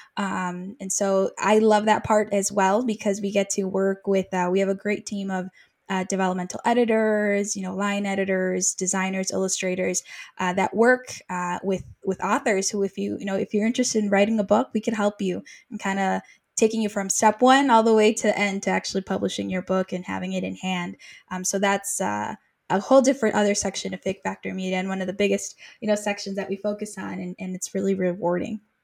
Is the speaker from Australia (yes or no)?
no; Mexico; now in United States; I'm originally from Mexico. I went to the States